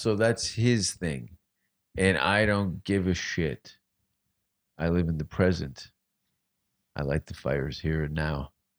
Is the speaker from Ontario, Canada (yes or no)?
yes; Hamilton, Ontario, Canada; born or raised there